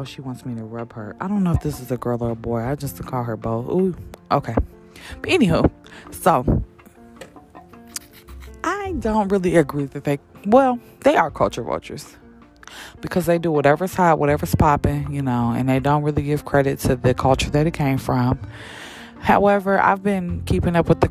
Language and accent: English; Champaign, Illinois, United States; also born or lived in Chicago, Illinois; I've been in Champaign since I was like 10. I just say I'm from Champaign